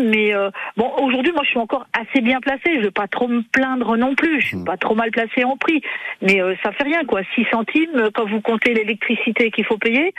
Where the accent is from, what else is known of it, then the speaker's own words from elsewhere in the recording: Territoire de Belfort, Bourgogne-Franche-Comté, France; moved away; je suis de Franche-Comté, je suis mmh. du territoire de Belfort